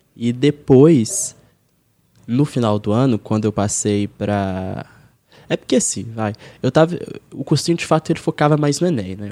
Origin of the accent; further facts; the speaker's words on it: Belo Horizonte, Minas Gerais, Brazil; moved away as an adult; now in São Paulo, Brazil; eu sou de Minas, né? Eu não falei isso. Eu sou de BH